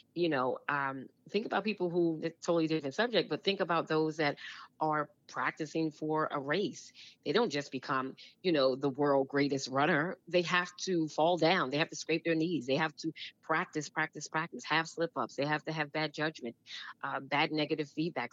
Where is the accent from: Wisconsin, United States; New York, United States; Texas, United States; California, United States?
New York, United States; New York City; moved away as an adult; also born or lived in New Jersey; I grew up in Brooklyn, New York